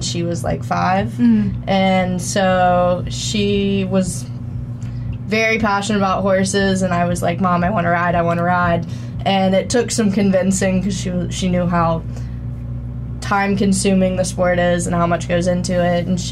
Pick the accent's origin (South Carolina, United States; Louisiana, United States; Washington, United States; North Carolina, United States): South Carolina, United States; Charleston; I'm from Charleston, South Carolina.